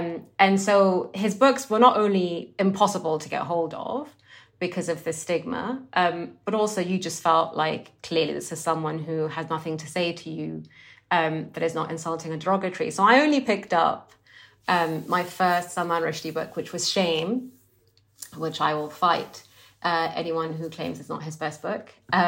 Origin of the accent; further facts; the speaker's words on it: Sudan; also born or lived in Egypt / Saudi Arabia; I grew up in the Muslim in a Muslim country, so all of this I experienced in Sudan and then in other parts of the Muslim world, so in Egypt and Saudi Arabia.